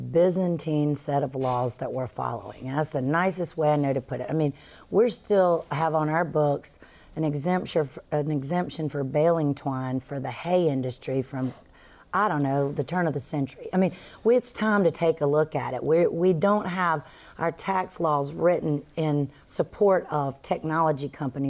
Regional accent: the South, United States; accent: Southern; also born or lived in Florida; I do have a Southern accent, but I'm always accused of being a New Yorker somewhere in there

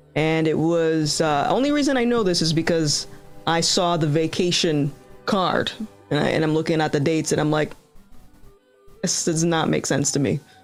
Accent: Rhode Island, United States; I'm from Rhode Island

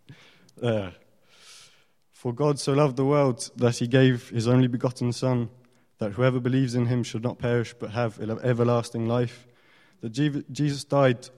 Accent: France; moved away; I grew up in France

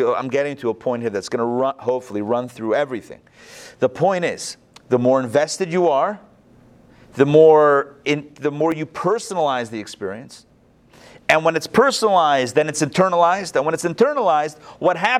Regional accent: Pittsburgh, Pennsylvania, United States; moved away; I grew up in Pittsburgh

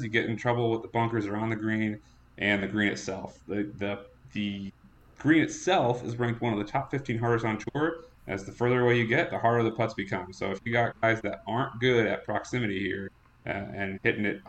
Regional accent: TPC River Highlands area, Connecticut, United States; this is my hometown. I grew up about 10 minutes away from here

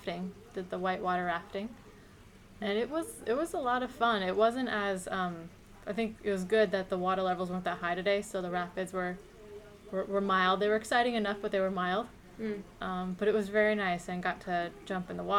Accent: Los Angeles, California, United States; I'm 27, and I'm from Los Angeles, California

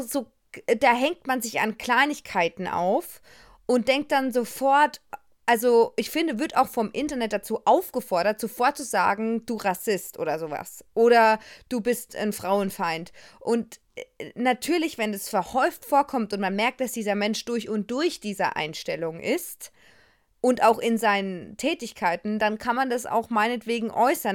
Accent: Germany; ich bin eine Deutsche

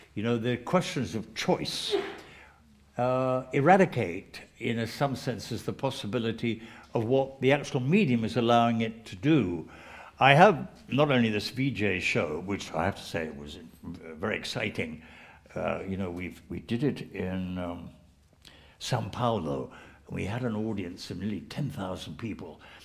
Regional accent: England, United Kingdom; I'm English

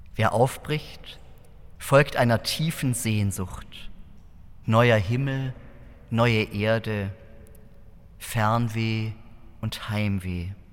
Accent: Southern Germany, Germany; in meiner Heimatgemeinde im Süddeutschen

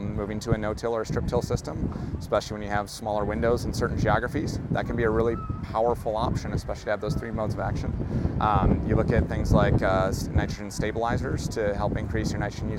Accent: North Dakota, United States; moved away; I'm from North Dakota originally

